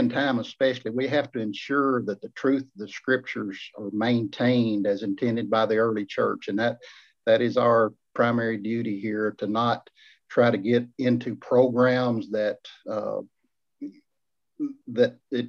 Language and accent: English; Lyndon, Tennessee, United States; I'm currently right now back in my hometown of Lennon